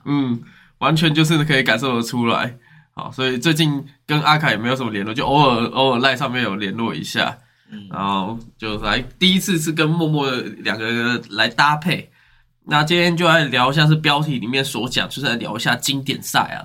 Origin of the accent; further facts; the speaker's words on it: Taiwan; 我们从小听到打棒球是我们的国球